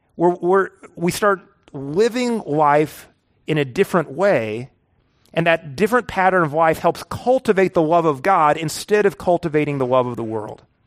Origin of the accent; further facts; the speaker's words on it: the Ozarks, United States; I'm from the Ozarks.